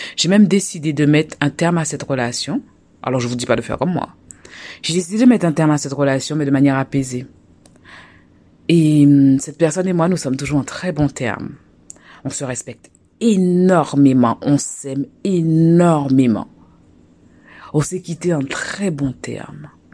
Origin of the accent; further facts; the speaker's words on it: Guadeloupe; moved away; also born or lived in France; chez moi en Guadeloupe